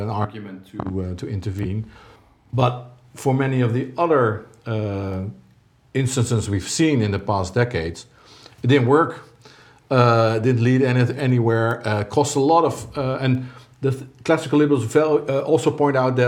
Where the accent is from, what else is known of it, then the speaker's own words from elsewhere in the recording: Netherlands; I'm Dutch or from Dutch experience